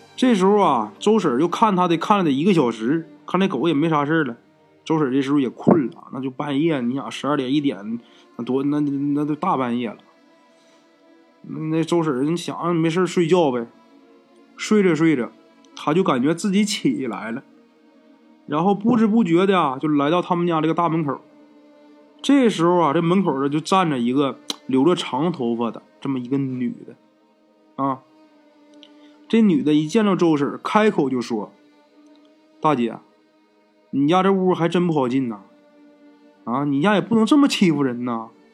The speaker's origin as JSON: {"language": "Chinese", "region": "Northeast China", "country": "China", "said": "小东呢，也是咱们东北人，他是吉林延吉的啊，这哥们儿。"}